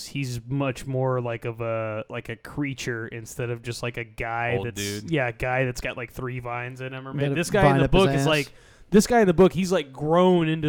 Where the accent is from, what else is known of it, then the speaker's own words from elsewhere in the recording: Texas, United States; I'm from Texas.